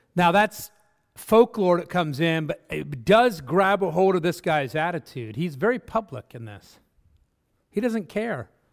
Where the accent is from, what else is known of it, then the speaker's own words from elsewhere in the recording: Netherlands; moved away; I come from Holland